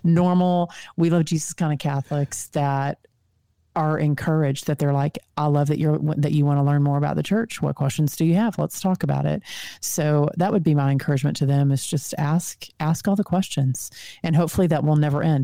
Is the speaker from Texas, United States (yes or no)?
yes; Texas, United States; accent: Texan; my Texan accent